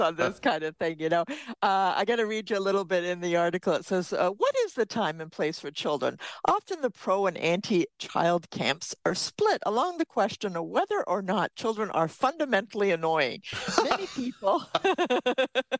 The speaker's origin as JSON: {"language": "English", "country": "United Kingdom", "said": "we're British"}